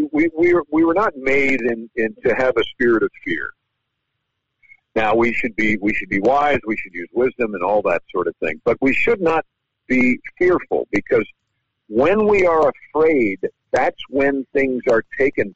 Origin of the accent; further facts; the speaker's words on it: New York, United States; now in Louisiana, United States; I'm from New York